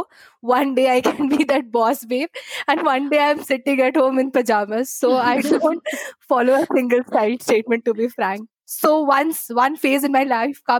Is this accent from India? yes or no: yes; Kolkata, West Bengal, India; moved away as an adult; now in Bangalore, India; I am basically from Kolkata and I shifted to Bangalore because of job after I got my job.